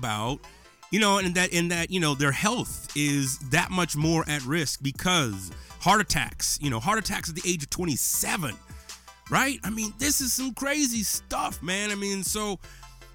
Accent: Menard, Texas, United States; this is what I grew up with in Menard, Texas

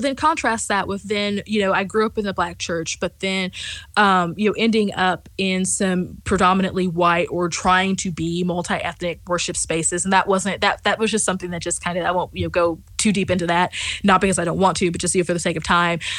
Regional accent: rural West Central Missouri, United States; I grew up in in West Central Missouri, and so I grew up in rural West Central Missouri

